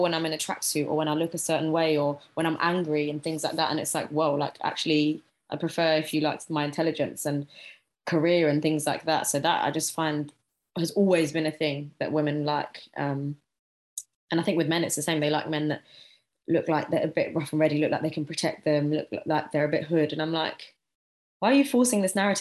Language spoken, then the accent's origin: English; London, United Kingdom; I'm obviously from Southeast London, grew up in the hood for a certain amount of years